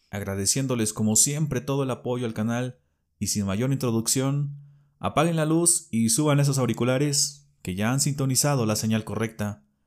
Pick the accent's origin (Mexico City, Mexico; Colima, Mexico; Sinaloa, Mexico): Mexico City, Mexico; Radico en una de las ciudades más pobladas y grandes del mundo. A mucho orgullo soy chilango.